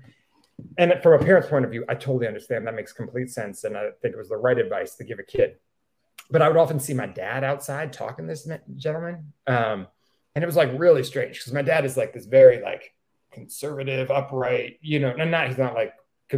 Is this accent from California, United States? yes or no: no; Stamford, Connecticut, United States; now in New Haven, United States; I grew up in Stamford, Connecticut